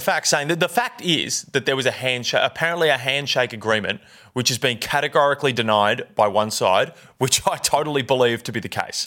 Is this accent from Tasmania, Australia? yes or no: no; Victoria, Australia; I'm from Victoria.